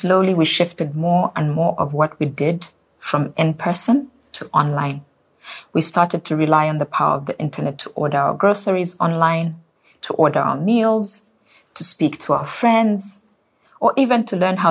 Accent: Zambia; My home country of Zambia

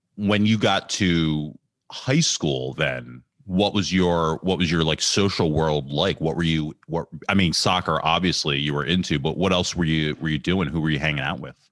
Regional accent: Ambler, Pennsylvania, United States; I grew up in Ambler

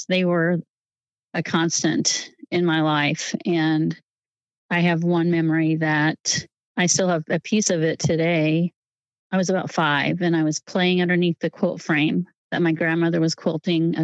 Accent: Northwest Missouri, United States; born or raised there; moved away as an adult; also born or lived in Santa Barbara, California / Kansas City area / Overland Park, Kansas; now in Olathe, United States

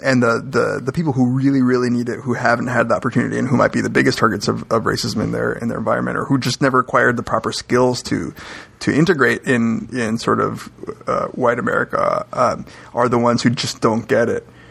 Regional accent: Miami, Florida, United States; moved away; I grew up in Miami

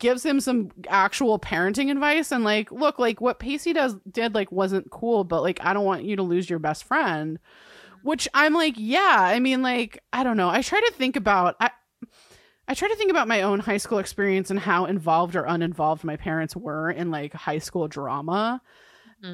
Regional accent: Ireland; I'm an Irish woman with whiskey, and that is a combination.

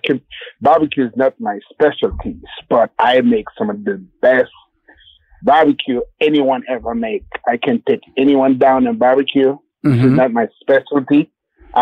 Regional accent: Haiti; Well, my background, I was born and raised in Haiti.

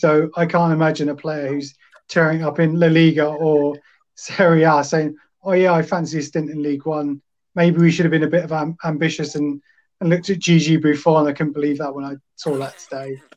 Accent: Colchester, East of England, United Kingdom; I was born in Colchester

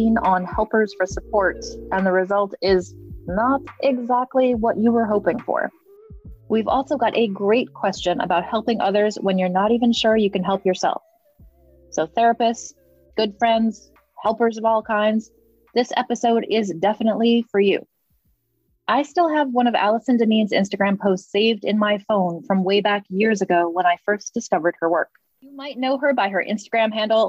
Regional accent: New England, United States; I grew up in New England as well

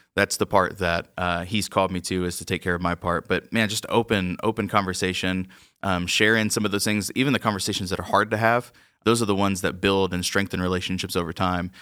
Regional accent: Georgia, United States; moved away; growing up in Georgia

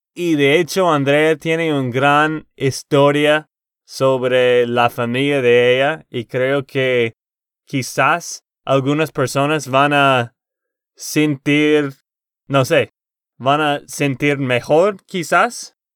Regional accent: Texas, United States; de Texas, Estados Unidos.

